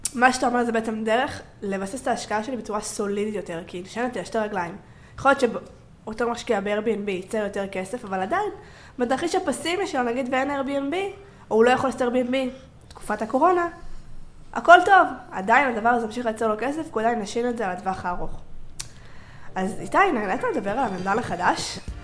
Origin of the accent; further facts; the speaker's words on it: Israel; אני בתור ישראלית